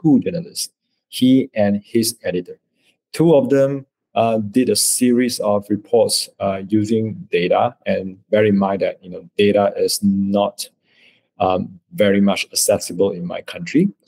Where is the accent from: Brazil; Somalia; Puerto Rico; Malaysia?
Malaysia; I'm a Malaysian from Malaysia.